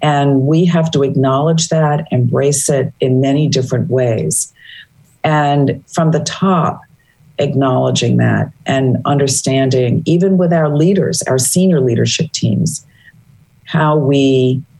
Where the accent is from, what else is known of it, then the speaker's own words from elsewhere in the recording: New York City, New York, United States; moved away as an adult; also born or lived in Boston, Massachusetts; I grew up in Brooklyn, New York